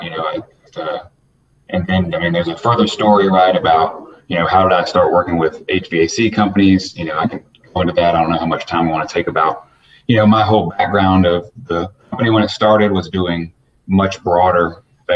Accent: Atlanta, Georgia, United States; I'm born and raised Atlanta, Georgia. I was born at Northside Hospital. So one of the few native Atlantans

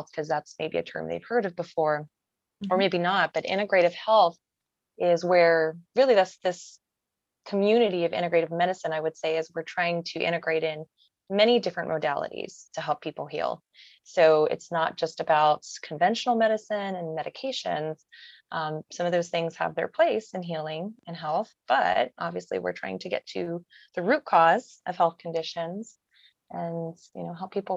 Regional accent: Colorado, United States; moved away as an adult; now in Maryland, United States; my journey actually began in my home state of Colorado

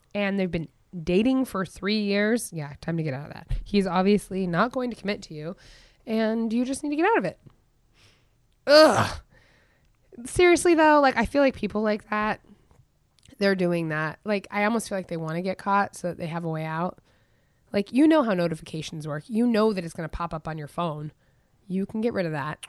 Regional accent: Goat Creek, Matanuska Valley, Alaska, United States; I'm from Goat Creek

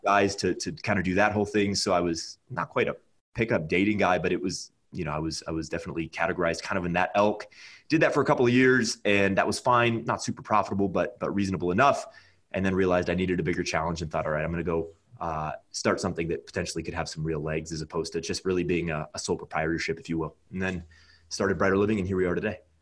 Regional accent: California, United States; moved away as an adult; now in Nebraska, United States; I'm from California

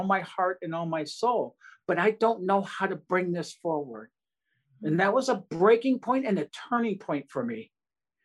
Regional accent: Detroit, Michigan, United States; growing up outside Detroit, Michigan

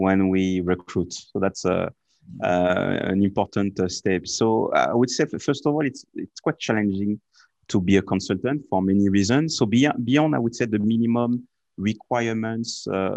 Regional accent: France; being French

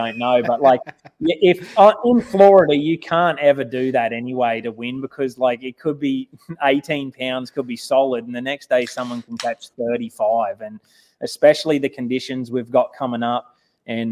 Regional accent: Australia; moved away as an adult; now in United States; I'm more American now than Australian

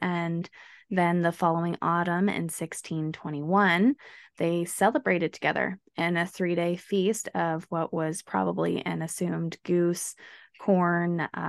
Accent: Canada; I guess as a Canadian, and we're going to get into this, but I don't think of Thanksgiving as the holiday starting.

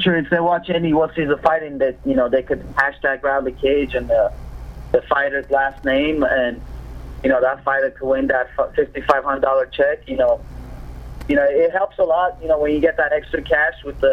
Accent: Moscow, Russia; also born or lived in Armenia (ancestry); now in United States; both my parents are Armenians. I was born and raised in Russia, Moscow, and I moved here.

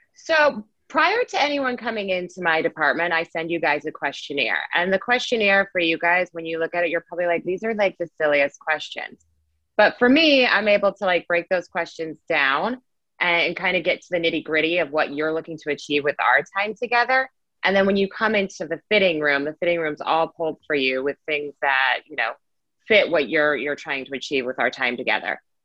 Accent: Las Vegas, Nevada, United States; I was born and raised in Las Vegas, Nevada.

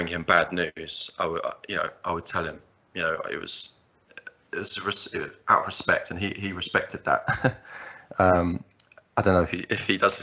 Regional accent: Margate, South East England, United Kingdom; I was born in Margate in the southeast, and that's where I still currently reside, that southeast England. I grew up, went through the system

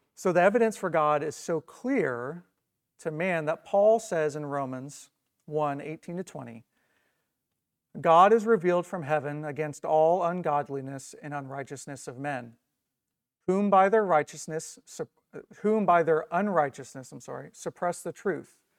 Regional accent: Indiana, United States; I'm from Indiana

